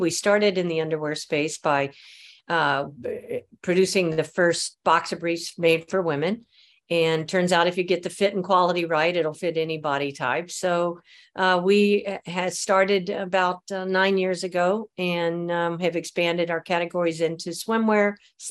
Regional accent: Mobile, Alabama, United States; born there; now in San Francisco, United States; I was born in Mobile, Alabama.

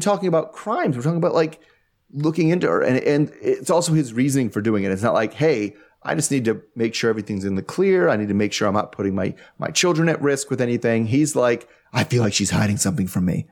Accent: United States; I'm from America

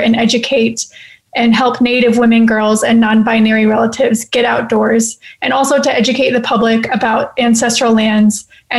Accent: South Dakota, United States; now in Denver, United States; I am Shichangu Lakota from South Dakota, and I'm currently living on Cheyenne, Arapaho, and Ute lands in Denver, Colorado

